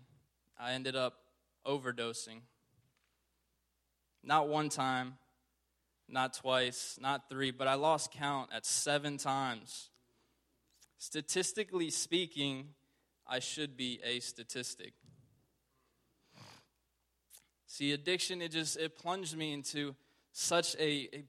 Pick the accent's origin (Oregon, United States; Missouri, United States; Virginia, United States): Virginia, United States; Richmond; Born and raised in Richmond, Virginia